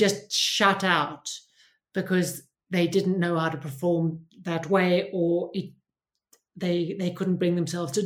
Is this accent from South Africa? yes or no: yes; South Africa; I grew up in South Africa under, you know, hard apartheid.